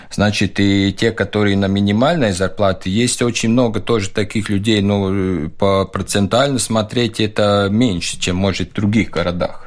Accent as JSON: {"language": "Russian", "town": "Valka", "country": "Latvia", "also_born_or_lived": "Riga, Latvia", "second_language": "Russian", "moved": "as an adult", "lives_now": "Valmiera, Latvia", "said": "Я э, из Валки, и ушел учиться в Ригу"}